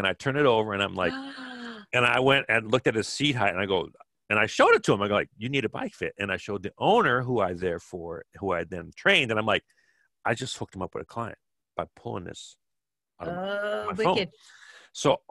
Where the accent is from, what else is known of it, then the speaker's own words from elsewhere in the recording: Kenosha, Wisconsin, United States; my house where I grew up in Kenosha, Wisconsin.